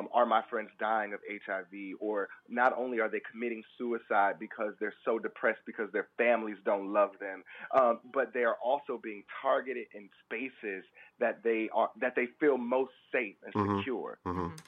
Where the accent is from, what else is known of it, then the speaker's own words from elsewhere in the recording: Detroit, Michigan, United States; now in Washington, D.C., United States; I'm from Detroit